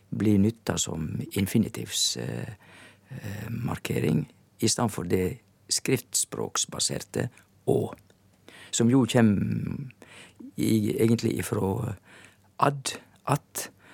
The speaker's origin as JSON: {"language": "Norwegian", "area": "Indre Sogn", "region": "Vestland", "country": "Norway", "said": "på vestsida så kommer du til Indre Sogn, og der er jeg ifra"}